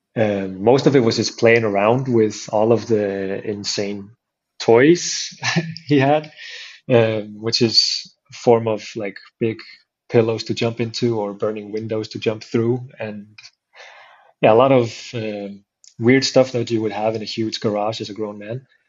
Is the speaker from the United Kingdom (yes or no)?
no; Iceland; the town I grew up in, so I started going to the capital city to train it with the guys there